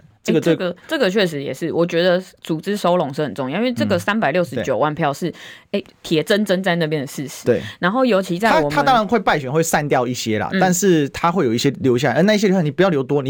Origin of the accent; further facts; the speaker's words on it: Kaohsiung, Taiwan; 对，然后再给他称赞。我们高雄人